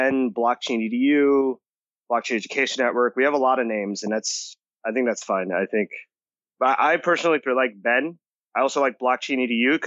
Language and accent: English; New Jersey, United States; also born or lived in Costa Rica / Massachusetts; I was born here, but I grew up in Costa Rica for a couple of years. Then I moved back to the States. I grew up in New Jersey.